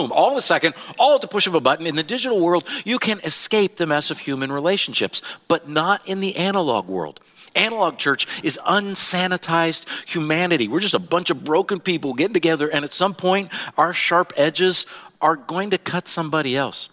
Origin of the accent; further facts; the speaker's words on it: Iowa, United States; now in Joplin, United States; I grew up in Iowa.